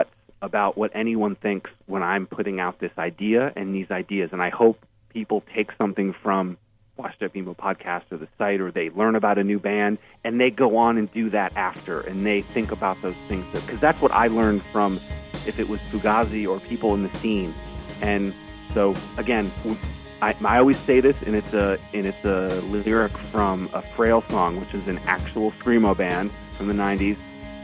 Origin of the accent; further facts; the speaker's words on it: Burlington, Vermont, United States; I grew up in Vermont